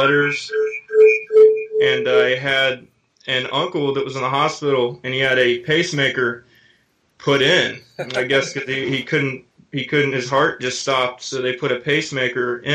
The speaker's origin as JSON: {"language": "English", "region": "Tennessee", "country": "United States", "said": "I'm from Tennessee."}